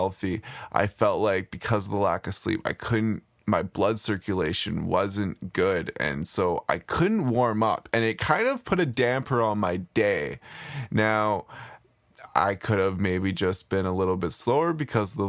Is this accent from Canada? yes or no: yes; Nanaimo, British Columbia, Canada; moved away as an adult; now in Vancouver, Canada; a good friend who I grew up in Nanaimo with.